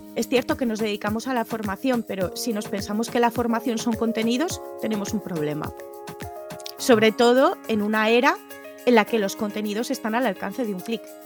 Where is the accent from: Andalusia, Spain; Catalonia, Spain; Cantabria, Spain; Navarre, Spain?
Navarre, Spain; Tudela; moved away as an adult; also born or lived in Barcelona; yo vengo de Tudela, Navarra, que es un pueblo más o menos pequeñito